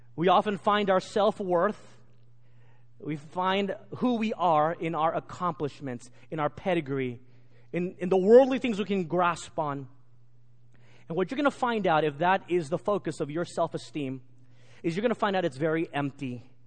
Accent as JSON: {"language": "English", "region": "Texas", "country": "United States", "tie": "born or raised there", "said": "Growing up in Texas, I'm a proud Texan"}